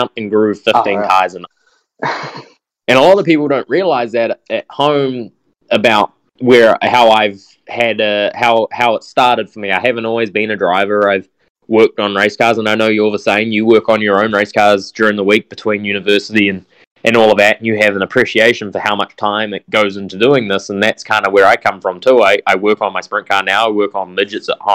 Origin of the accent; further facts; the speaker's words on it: New Zealand; I was this kid from New Zealand